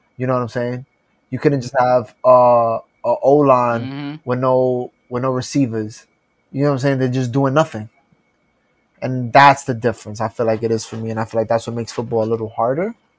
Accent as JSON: {"language": "English", "town": "New York City", "region": "New York", "country": "United States"}